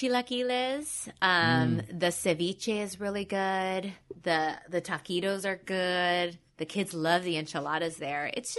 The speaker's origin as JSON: {"language": "English", "town": "Whittier", "region": "California", "country": "United States", "tie": "born or raised there", "said": "I grew up in Whittier."}